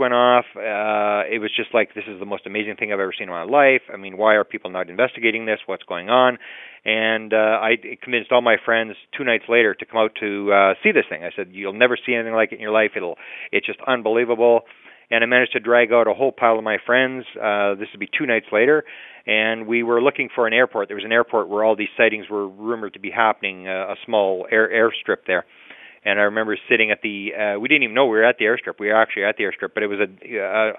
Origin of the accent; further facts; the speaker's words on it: Winnipeg, Manitoba, Canada; I grew up here in Winnipeg, Manitoba, Canada. I've lived here my whole life